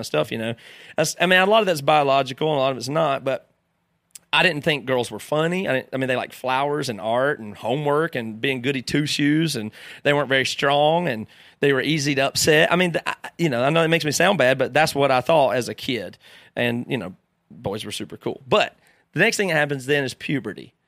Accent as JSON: {"language": "English", "town": "Greer", "region": "South Carolina", "country": "United States", "tie": "born or raised there", "said": "I grew up in Greer, South Carolina"}